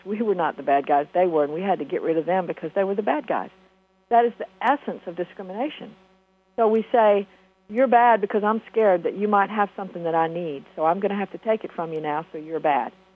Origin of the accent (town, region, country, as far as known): United States